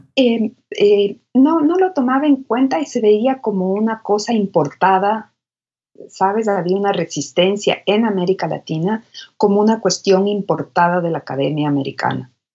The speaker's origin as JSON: {"language": "Spanish", "town": "Quito", "region": "Pichincha", "country": "Ecuador", "tie": "born or raised there", "also_born_or_lived": "New York, United States", "moved": "as an adult", "lives_now": "Austin, United States", "said": "Nací en Quito, en Quito. Soy quiteña. Y de ahí es toda mi familia, toda mi familia está ahí. Salí de Quito a los 26"}